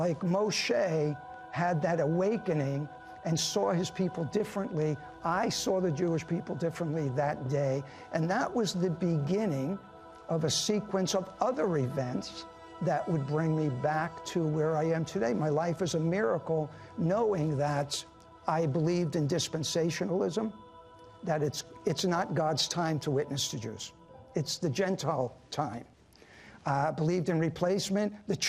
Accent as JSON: {"language": "English", "country": "Netherlands", "tie": "born there", "said": "I was born in Holland. And that was, at that time, Nazi-occupied Holland"}